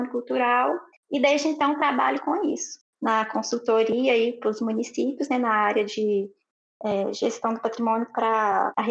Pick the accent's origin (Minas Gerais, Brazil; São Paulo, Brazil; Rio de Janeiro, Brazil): Minas Gerais, Brazil; Pitangui; Eu sou de Pitangui, Minas Gerais